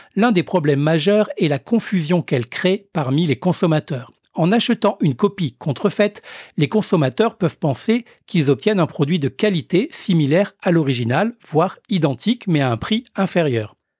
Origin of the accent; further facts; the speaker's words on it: Réunion; chez nous, à La Réunion